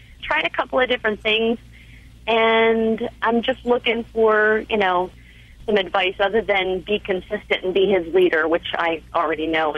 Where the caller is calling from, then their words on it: Fort Myers, Florida, United States; I'm calling from Fort Myers, Florida.